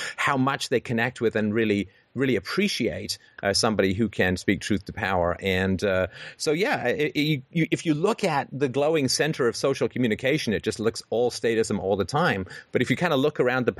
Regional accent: England, United Kingdom; growing up in England in the 70s

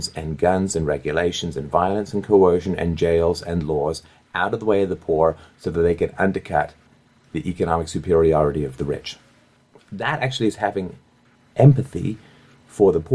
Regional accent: Canada; I grew up in Canada.

